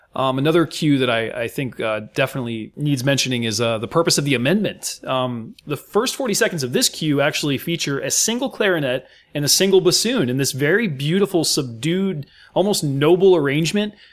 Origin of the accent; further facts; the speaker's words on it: United States; as an American